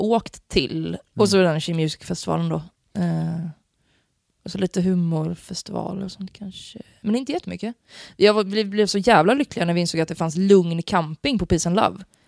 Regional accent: Gothenburg, Västra Götaland, Sweden; also born or lived in Piteå; jag är ju liksom född och uppvuxen i Göteborg, med kranskommun ska sägas.

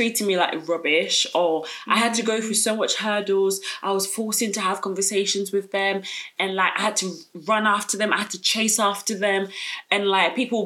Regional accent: London, United Kingdom; I'm from South London, I grew up in South

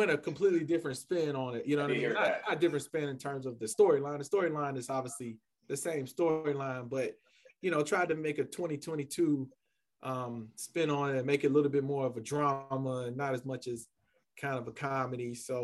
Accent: Columbia, South Carolina, United States; I'm originally from Columbia, South Carolina. Was born and raised there

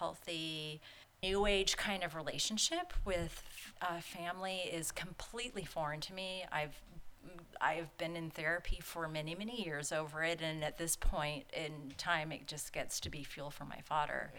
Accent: San Diego, California, United States; I grew up in San Diego and we had a beach house down in Mission Beach

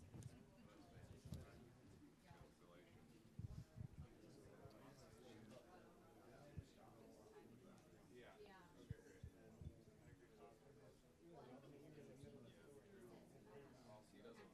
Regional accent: London, United Kingdom; I'm from London.

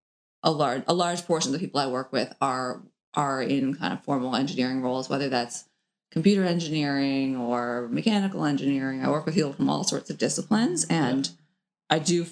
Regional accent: St. John's, Newfoundland and Labrador, Canada; moved away as an adult; also born or lived in Oxford, United Kingdom; now in Oakland, United States; growing up in Newfoundland

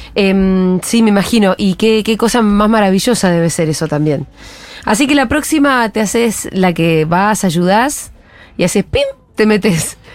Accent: Bariloche, Río Negro, Argentina; yo soy de Bariloche

